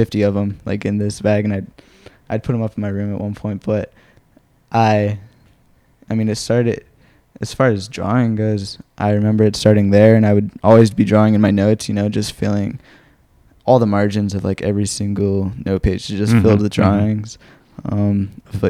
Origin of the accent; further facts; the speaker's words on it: Phoenix, Arizona, United States; also born or lived in Mesa, Arizona; I've lived here in Phoenix, Arizona my whole life. I was born in Mesa